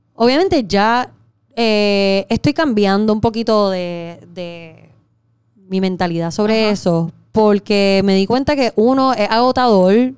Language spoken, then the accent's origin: Spanish; Puerto Rico; moved away as an adult; also born or lived in Miami / New York; me mudé de Puerto Rico